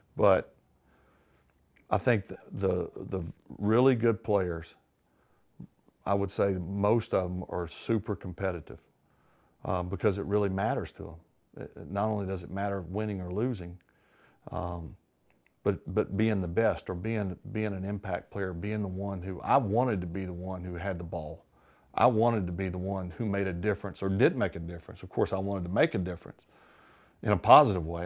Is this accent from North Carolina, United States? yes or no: no; Mississippi, United States; growing up in Mississippi